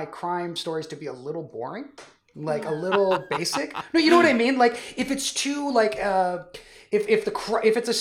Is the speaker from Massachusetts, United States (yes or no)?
no; Northern California, United States; I grew up in Northern California in that era.